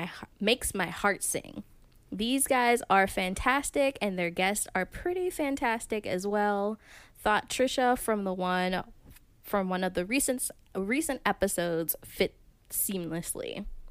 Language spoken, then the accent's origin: English; Pittsburgh, Pennsylvania, United States; I grew up in Pittsburgh